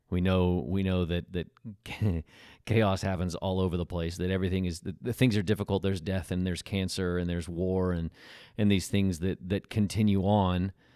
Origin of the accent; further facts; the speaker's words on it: Tornado Alley, United States; moved away as an adult; now in California, United States; I grew up in Tornado Alley